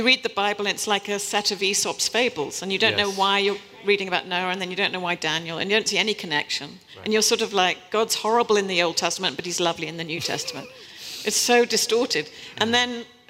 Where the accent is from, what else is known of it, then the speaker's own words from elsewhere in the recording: New Forest, South East England, United Kingdom; accent: British; moved away as an adult; also born or lived in Kampala, Uganda / Kenya / West Africa / Paris, France; now in New York City, United States; I was born in Kampala, Uganda, and lived in Kenya, and Then we moved to West Africa. I was raised in a boarding school in the New Forest